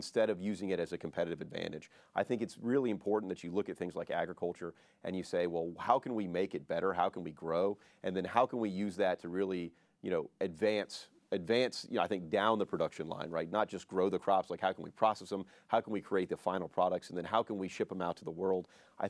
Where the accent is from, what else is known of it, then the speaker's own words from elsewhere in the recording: Mandeville, Louisiana, United States; moved away as an adult; also born or lived in Washington, D.C. / Germany / Georgia; So I grew up in Mandeville, was an Eagle Scout valedictorian at Mandeville High, went to LSU after